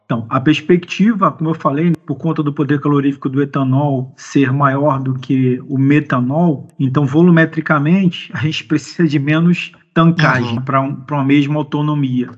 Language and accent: Portuguese; Brazil; Como brasileiro